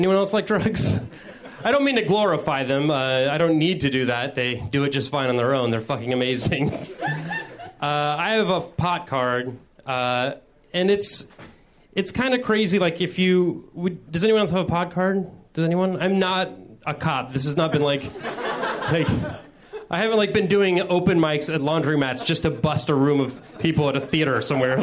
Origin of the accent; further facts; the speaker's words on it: Midwest, United States; I'm from the Midwest